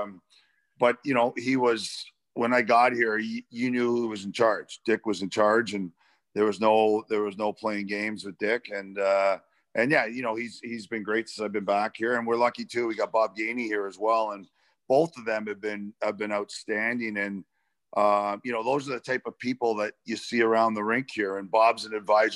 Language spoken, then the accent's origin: English; Toronto, Ontario, Canada; Toronto there, which is my hometown